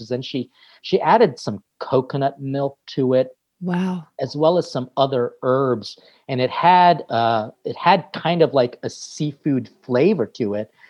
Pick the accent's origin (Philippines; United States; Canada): Philippines; how food was really always present throughout because being Filipino meant that we had fiestas